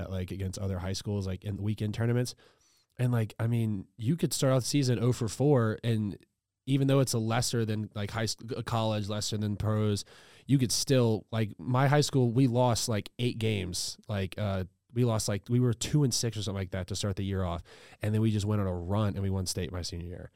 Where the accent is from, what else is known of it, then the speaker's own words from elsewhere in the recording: Louisiana, United States; moved away; I'm from Louisiana, so I'm a big L S U guy